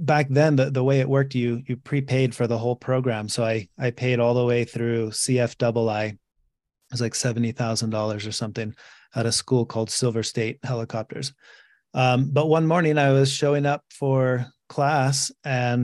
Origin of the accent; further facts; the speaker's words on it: Mexico; moved away; I grew up in Mexico